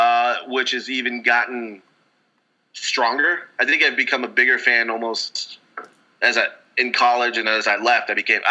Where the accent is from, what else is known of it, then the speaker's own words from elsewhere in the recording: Spring, Texas, United States; moved away as an adult; now in Los Angeles, United States; I grew up in Houston. We moved there. My family moved there from three. I grew up in Spring.